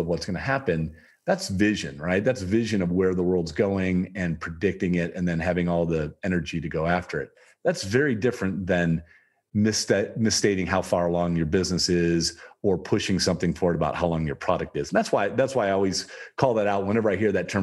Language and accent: English; Toledo, Ohio, United States; I grew up in Toledo, Ohio, in the rough part of Toledo, Ohio